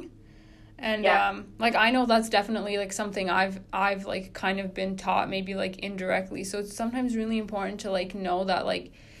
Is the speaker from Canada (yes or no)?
yes; Oakville, Ontario, Canada; I'm from Oakville